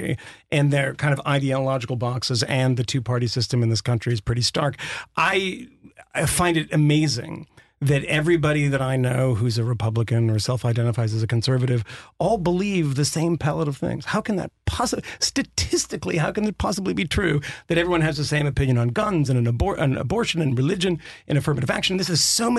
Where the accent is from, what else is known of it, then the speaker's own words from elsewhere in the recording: Massachusetts, United States; I'm from Massachusetts, but my father was working class and in the union